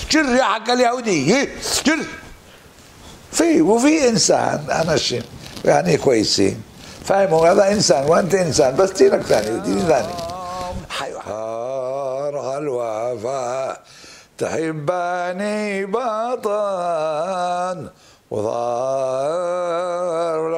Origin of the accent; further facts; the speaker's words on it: Yemen; قلت انا من اليمن اهل الدين اهل العرف اهل الشرف اهل الشهامه